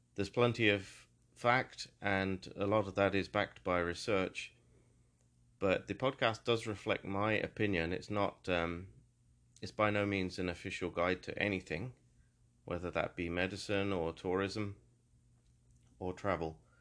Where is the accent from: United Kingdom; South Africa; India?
United Kingdom; Peterborough, East of England; also born or lived in London; my hometown of Peterborough